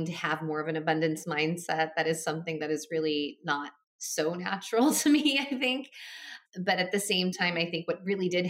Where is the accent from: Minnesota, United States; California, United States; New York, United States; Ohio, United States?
Minnesota, United States; my parents moved to America from Taiwan at the time, and I was born in Minnesota